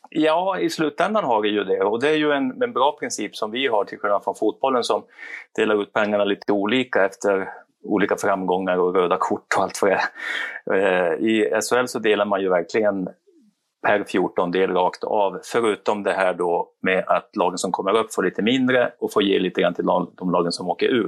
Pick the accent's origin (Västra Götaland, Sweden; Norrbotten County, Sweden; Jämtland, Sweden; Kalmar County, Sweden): Norrbotten County, Sweden; Kiruna; Jag är ju gruvarbetarson från Kiruna.